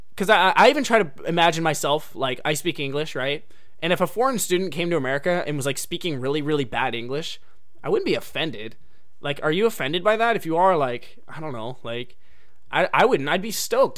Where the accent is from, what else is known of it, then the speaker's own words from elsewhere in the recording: United States; moved away as an adult; now in Japan; I'm an American, um, guy